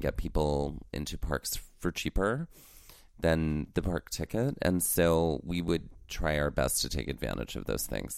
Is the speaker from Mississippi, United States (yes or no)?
yes; Mississippi, United States; Growing up in Mississippi